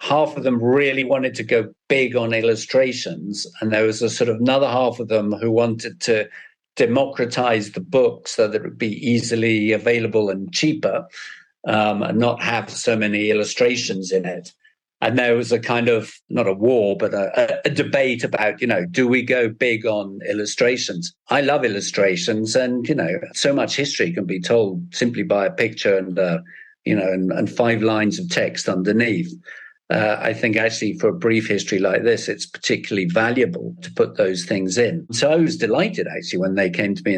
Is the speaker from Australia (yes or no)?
no; United Kingdom; I'm British as well